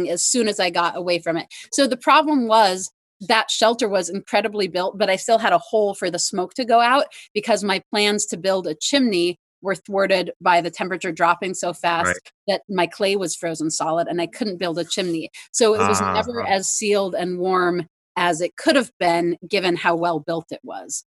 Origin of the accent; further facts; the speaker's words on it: near Paradise, California, United States; my hometown, Paradise, California